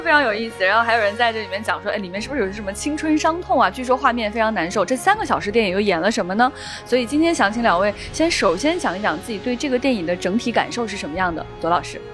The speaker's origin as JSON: {"language": "Chinese", "region": "northern China", "country": "China", "said": "我作为一个北方人"}